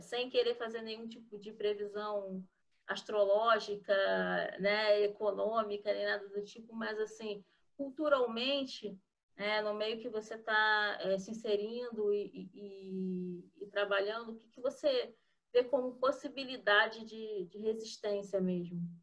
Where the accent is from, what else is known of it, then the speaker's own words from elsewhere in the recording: Rio de Janeiro, Brazil; eu sou carioca, eu nasci na cidade do Rio mesmo